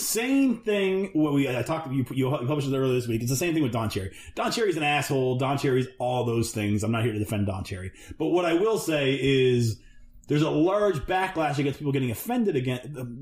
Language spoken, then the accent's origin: English; Canada; we're Canadian